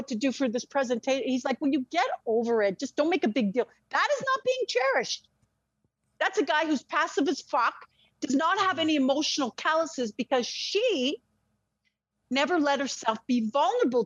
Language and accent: English; Israel; moved away; I'm Israeli, French, and Russian. I was born in Israel near the desert.